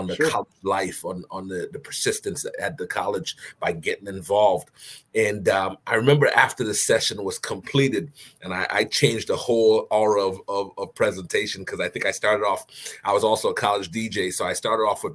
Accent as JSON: {"language": "English", "country": "U.S. Virgin Islands", "tie": "born or raised there", "also_born_or_lived": "Bristol, Rhode Island", "moved": "as an adult", "said": "I grew up in the Virgin Islands and I came straight to college from the Virgin Islands. So I went from St. Croix all the way to Bristol, Rhode Island."}